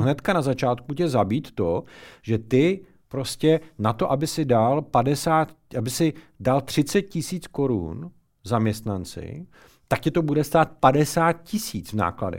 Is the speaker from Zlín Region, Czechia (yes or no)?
no; Ostrava, Moravian-Silesian Region, Czechia; oba dva jsme z Ostravy